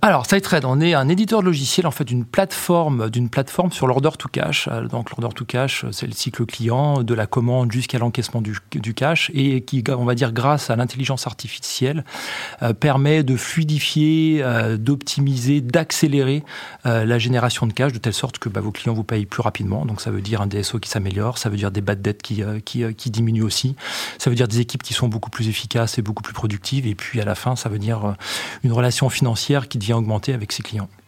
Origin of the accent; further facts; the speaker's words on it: Champagne, Grand Est, France; j'ai grandi dans le Champagne